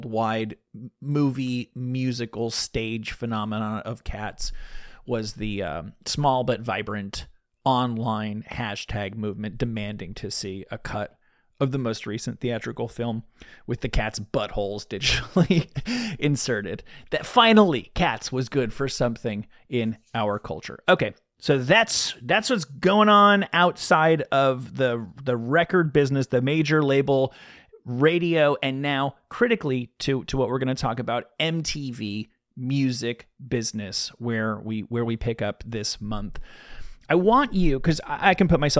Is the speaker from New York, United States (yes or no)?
yes; the New York area, United States; When I was a kid, I grew up in the New York area